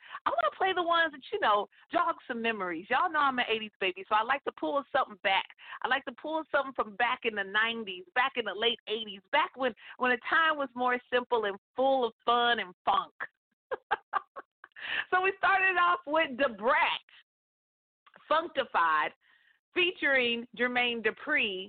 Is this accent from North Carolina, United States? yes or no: no; Northern California, United States; moved away as an adult; also born or lived in Atlanta, Georgia; born and raised in Northern California. After high school, graduated, moved, and went to college in Atlanta, Georgia, and lived there for over 15 years